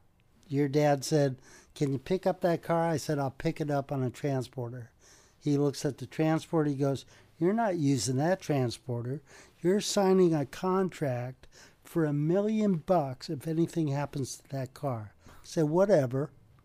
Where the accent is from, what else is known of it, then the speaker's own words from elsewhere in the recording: California, United States; We kept together and kept in touch because we're from California.